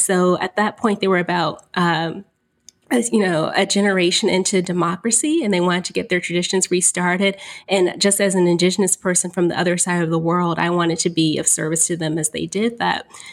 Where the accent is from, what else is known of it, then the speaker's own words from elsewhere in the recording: Houston, Texas, United States; now in White Plains, United States; I'm from Houston, Texas, and I am currently living in White Plains, New York.